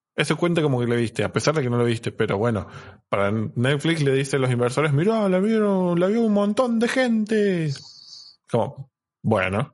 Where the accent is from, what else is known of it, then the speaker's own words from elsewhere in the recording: Unquillo, Córdoba, Argentina; yo crecí en Unquillo, en Córdoba